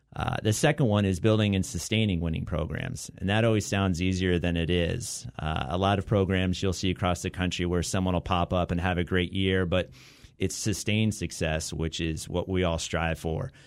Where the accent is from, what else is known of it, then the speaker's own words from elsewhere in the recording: Southern Orange County, California, United States; also born or lived in Santa Barbara; now in Long Beach, United States; growing up in Southern Orange County